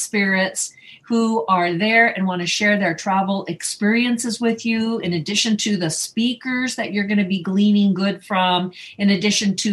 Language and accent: English; Northern California, United States; now in Las Vegas, United States; I was from Northern California, beautiful green, green, green